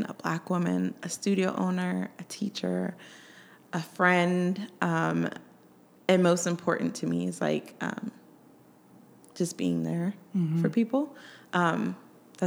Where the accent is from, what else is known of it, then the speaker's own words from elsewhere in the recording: Colorado, United States; also born or lived in Germany; I grew up in Colorado